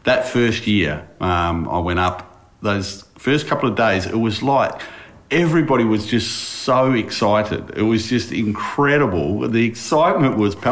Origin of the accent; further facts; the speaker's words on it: Harvey, Western Australia, Australia; also born or lived in Binningup; I grew up in Harvey, and in a place like Harvey, you just played everything